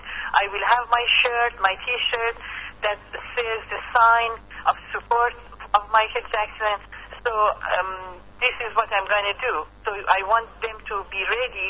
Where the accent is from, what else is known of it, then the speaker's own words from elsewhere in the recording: Iran; English is a second language; moved away as an adult; now in Las Vegas, United States; About being Iranian, I have to say that I'm very proud. I never hide my you know, originality. I cannot lose my accent for sure